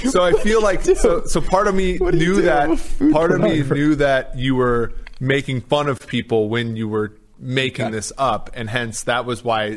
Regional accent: Minnesota, United States; I'm from Minnesota

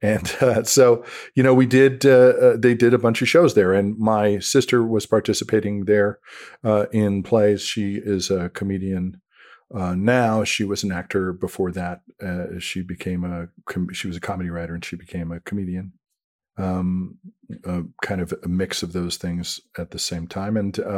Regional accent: Denver, Colorado, United States; we had a guy on my on the street I grew up in Denver who did movies with the kids on the street.

